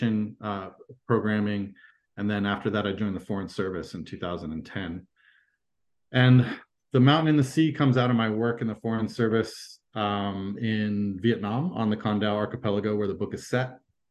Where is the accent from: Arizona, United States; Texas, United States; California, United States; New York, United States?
California, United States; Fremont; moved away as an adult; also born or lived in Quebec / Turkmenistan; I was born in Quebec, grew up in California, in the San Francisco Bay Area, mostly in Fremont, California